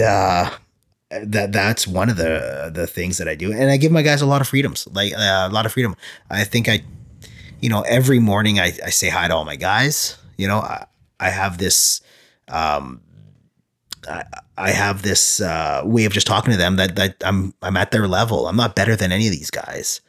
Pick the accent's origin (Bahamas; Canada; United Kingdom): Canada; small town near Winnipeg, Manitoba; also born or lived in Moncton, New Brunswick; in grade five, sorry, moved back and grew up in a small town